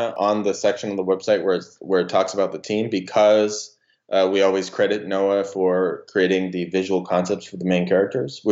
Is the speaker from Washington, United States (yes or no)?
yes; Spokane, Washington, United States; my hometown of Spokane, Washington